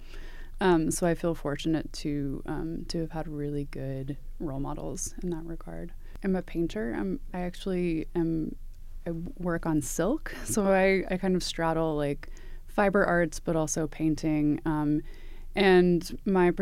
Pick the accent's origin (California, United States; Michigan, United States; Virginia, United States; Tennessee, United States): Tennessee, United States; Knoxville; moved away as an adult; now in Tucson, United States; I am originally from Knoxville, Tennessee, which is East Tennessee, so near the Smoky Mountains. My parents are from the Midwest, so I don't consider myself a true Southerner, but that is where I was born and raised